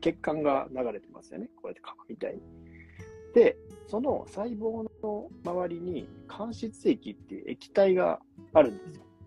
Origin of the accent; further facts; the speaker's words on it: Kyoto, Japan; moved away; 京都帰ってたんですよね